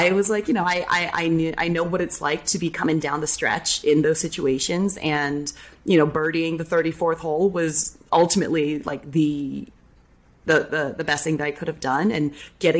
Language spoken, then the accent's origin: English; San Jose, California, United States; now in Orlando, United States; being born and raised in San Jose